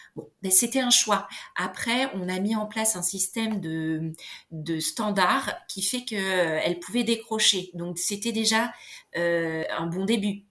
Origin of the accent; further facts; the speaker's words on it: Beauvais, Hauts-de-France, France; Beauvais, c'est là où j'ai grandi